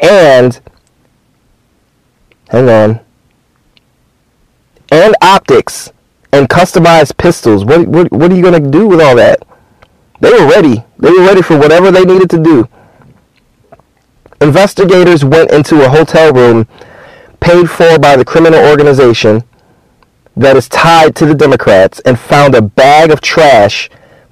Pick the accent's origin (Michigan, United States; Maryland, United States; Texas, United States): Michigan, United States; moved away as an adult; I'm Michigan native.